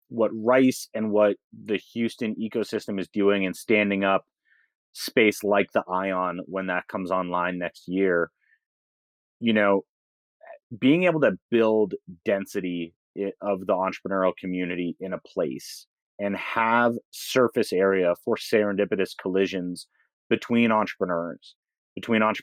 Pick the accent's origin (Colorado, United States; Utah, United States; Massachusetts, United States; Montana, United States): Massachusetts, United States; I grew up in the Boston suburbs, and so um, my my factory default setting is to always feel like the redheaded stepchild with a chip on my shoulder relative to a place like New York